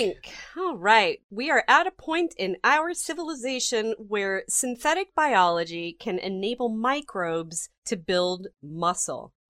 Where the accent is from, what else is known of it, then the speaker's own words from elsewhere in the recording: United States; I'm American